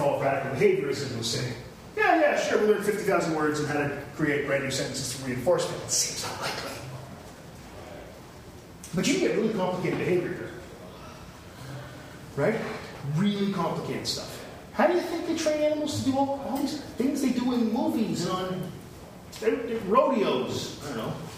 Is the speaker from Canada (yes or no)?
yes; London, Ontario, Canada; I grew up in London, and there's a Western Fair, it's a big deal